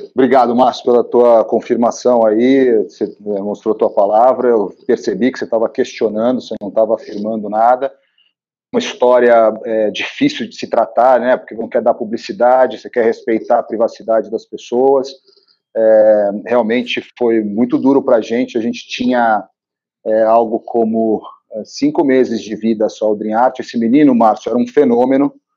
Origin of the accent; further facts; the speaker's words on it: Rio de Janeiro, Brazil; now in São Paulo, Brazil; Eu sou carioca, mas vim para São Paulo cedo